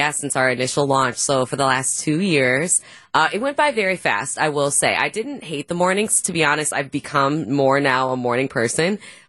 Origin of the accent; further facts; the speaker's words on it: Brown Deer, Wisconsin, United States; I'm from the Brown Deer area. So Brown Deer is where I graduated from high school. Went to UW Milwaukee, studied broadcast journalism. And funny enough, I actually stayed in Milwaukee